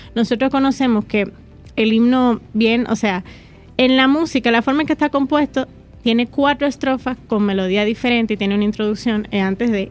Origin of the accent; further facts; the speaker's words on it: Dominican Republic; nuestra identidad como dominicanos